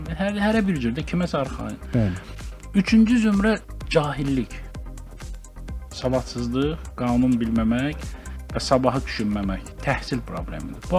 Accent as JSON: {"language": "Azerbaijani", "country": "Azerbaijan", "said": "Biz Azərbaycanlıyıq"}